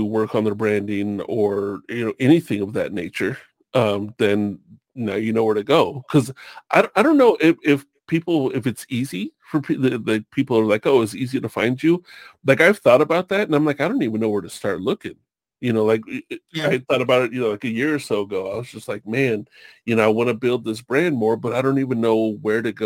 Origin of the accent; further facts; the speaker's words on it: Long Beach, California, United States; I grew up in Long Beach, California